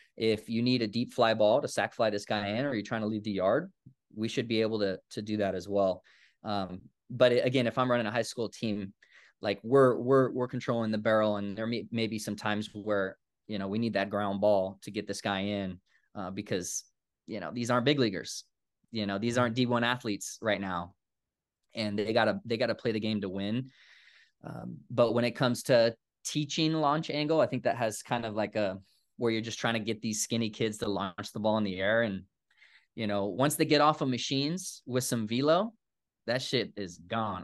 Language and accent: English; Woodland, California, United States; moved away; I grew up in Woodland, California